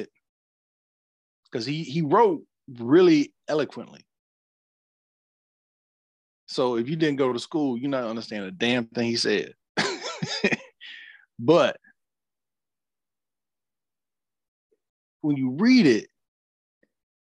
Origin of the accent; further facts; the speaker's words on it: Georgia, United States; growing up in Georgia